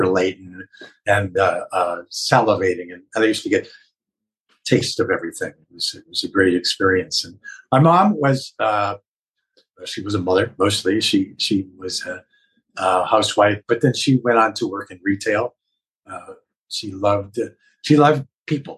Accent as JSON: {"language": "English", "town": "Mayfield Heights", "region": "Ohio", "country": "United States", "tie": "born or raised there", "also_born_or_lived": "Cleveland, Ohio / New York", "moved": "as an adult", "said": "I was born in Cleveland, Ohio, and grew up in the eastern suburb of Mayfield Heights."}